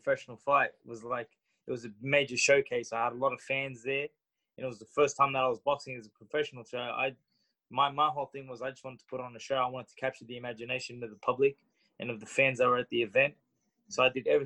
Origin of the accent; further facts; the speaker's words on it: Sydney, New South Wales, Australia; I was born and raised in Sydney, Australia